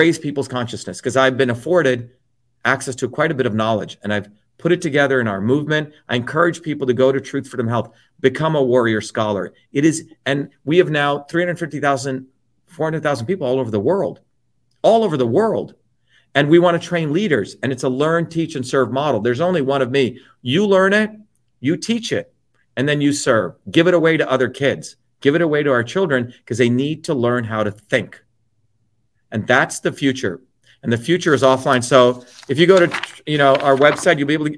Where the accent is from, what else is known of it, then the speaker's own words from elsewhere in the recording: New Jersey, United States; also born or lived in India; those are the kinds of people I grew up with in New Jersey